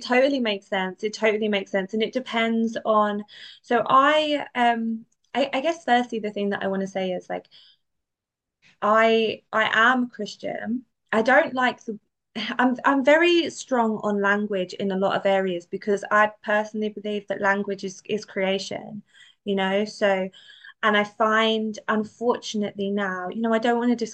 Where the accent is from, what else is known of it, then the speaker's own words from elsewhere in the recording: London, United Kingdom; I'm from London. Like it's very multicultural. Like it wasn't exactly what I was brought up